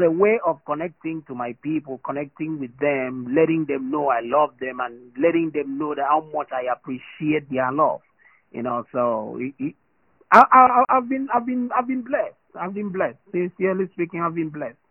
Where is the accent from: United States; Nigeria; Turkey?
Nigeria; I'm a Nigerian. The blood still flows